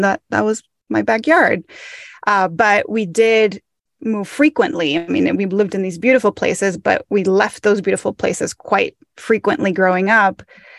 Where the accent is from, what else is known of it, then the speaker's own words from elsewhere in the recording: Mexico; So I grew up in Mexico and I moved. My dad worked in the port industry in Mexico.